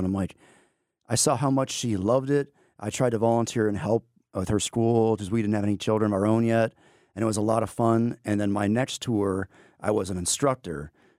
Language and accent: English; Amarillo, Texas, United States; now in Georgia, United States; So I'm originally from Amarillo, Texas. And because of the Navy is how I ended up in Georgia.